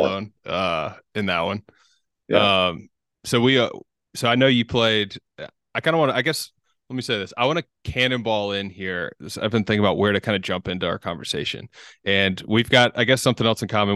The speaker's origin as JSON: {"language": "English", "town": "Vestavia Hills", "region": "Alabama", "country": "United States", "tie": "born or raised there", "said": "We went to the same high school, Vestavia Hills"}